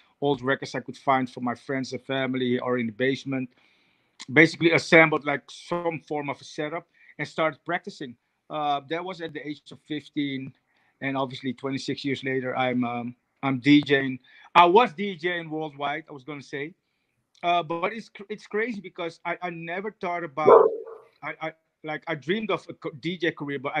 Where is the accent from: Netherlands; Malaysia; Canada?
Netherlands; also born or lived in Suriname; I moved to Holland at the age of 7